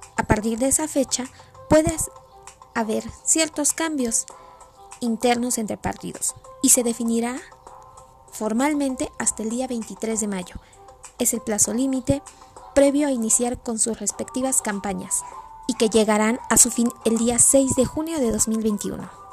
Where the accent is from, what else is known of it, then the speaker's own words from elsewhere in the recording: Mexico; como población mexicana